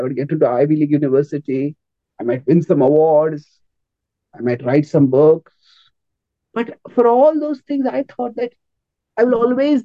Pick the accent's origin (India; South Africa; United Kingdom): India; I grew up in India